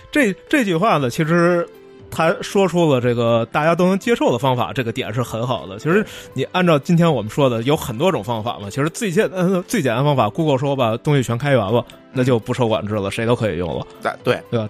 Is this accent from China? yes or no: yes; China; 这不需要我们中国人着急